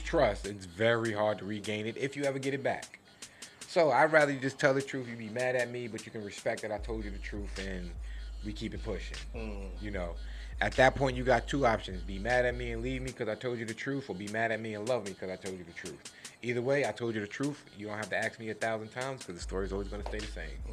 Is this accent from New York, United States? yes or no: yes; New York City, New York, United States; I grew up in Flushing, Queens.